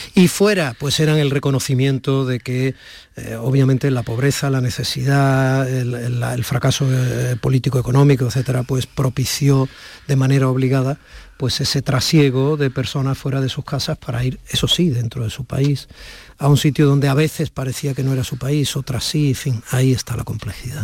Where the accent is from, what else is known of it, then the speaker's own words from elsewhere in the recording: Barakaldo, Basque Country, Spain; moved away; yo nací en Cruces